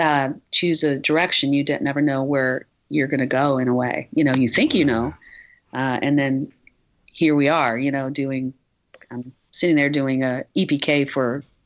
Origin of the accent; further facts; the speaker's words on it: Midwest, United States; I grew up in the Midwest, and it was just, I think the energy would have been too much for, I had a house, and I, you know, deer would go in my backyard